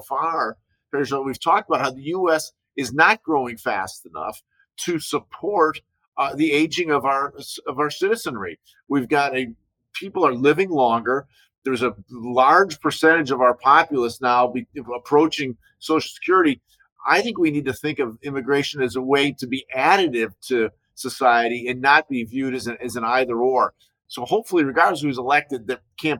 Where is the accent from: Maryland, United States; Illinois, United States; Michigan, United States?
Illinois, United States; Chicago; I grew up in Chicago.